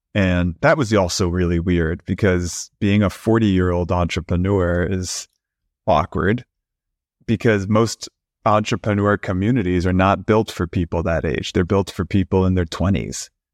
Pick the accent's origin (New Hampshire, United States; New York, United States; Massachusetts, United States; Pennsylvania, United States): New York, United States; New York City; also born or lived in Brooklyn; I grew up in New York City in Queens